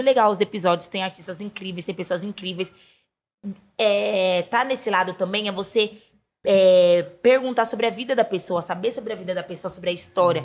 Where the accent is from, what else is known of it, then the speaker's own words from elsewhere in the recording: São Paulo, Brazil; Eu nasci na Zona Oeste, né? Nasci na uhum. Coab Raposo Tavares